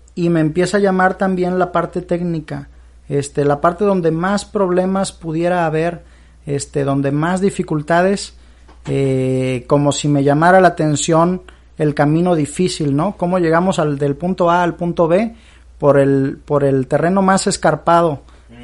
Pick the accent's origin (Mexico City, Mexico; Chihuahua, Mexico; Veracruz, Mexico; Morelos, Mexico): Veracruz, Mexico; moved away as an adult; now in Monterrey, Mexico; soy originario de Veracruz, eh, viví 18 años de mi vida allá, allá vive toda mi familia.